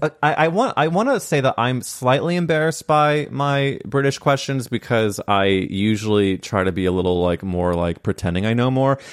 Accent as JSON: {"language": "English", "region": "Midwest", "country": "United States", "moved": "yes", "said": "I came from the Midwest"}